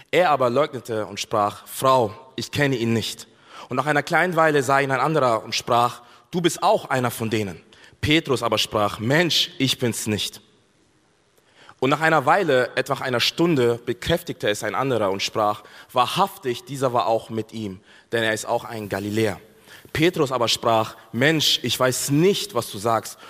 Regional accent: Bavaria, Germany; ich komme aus Bayern.

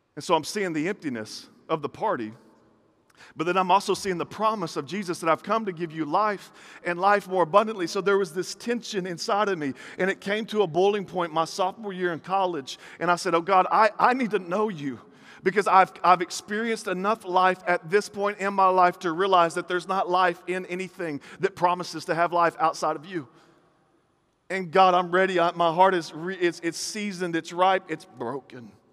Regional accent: the South, United States; I grew up in this, in this weird environment where, like, in the South, I'm from the South

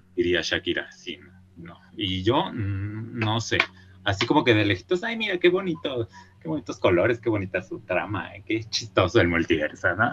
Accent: Mexico; moved away; como uno es mexicano

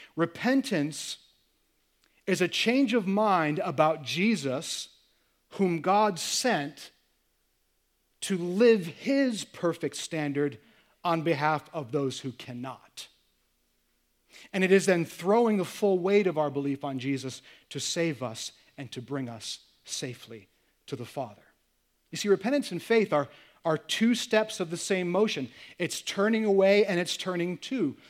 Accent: United States; I'm American

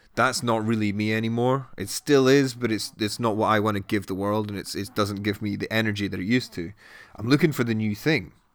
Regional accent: Edinburgh, Scotland, United Kingdom; moved away as an adult; also born or lived in Newcastle; now in London, United Kingdom; I grew up in Edinburgh and then I went to Newcastle for uni and then ended up in London six years ago.

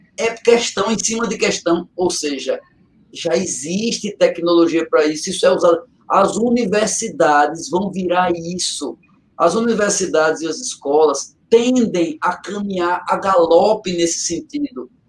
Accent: Catende, Pernambuco, Brazil; moved away; é feito eu digo de Catente, né? já ouvi eu dizer muitas vezes da minha terrinha, eu saí do mato, mas o mato não saiu de mim

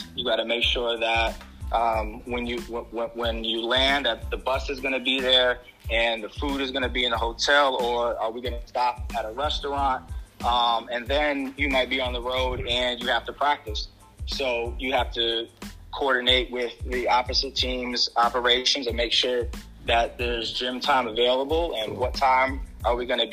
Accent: Albany, New York, United States; I'm from Albany, New York

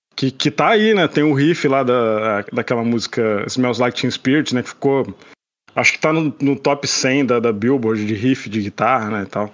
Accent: Petrópolis, Rio de Janeiro, Brazil; moved away as an adult; now in Canada; eu sou de Petrópolis e morava no Rio, né? Me mudei pro Rio em 2008

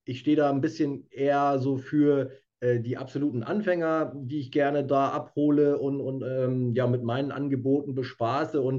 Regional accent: Lower Saxony, Germany; now in Hamburg, Germany; Ja, ich komme ursprünglich aus der Lüneburger Heide, lebe ähm, seit vielen Jahren in, in Hamburg

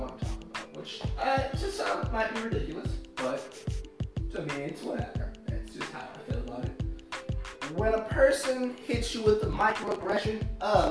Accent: Los Angeles, California, United States; I'm from Los Angeles, born and raised

